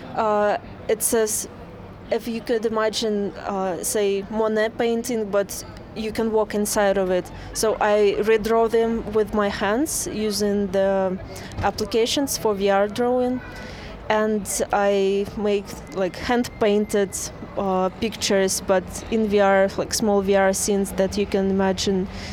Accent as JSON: {"language": "English", "region": "Saint Petersburg", "country": "Russia", "said": "I am from Russia, St. Petersburg."}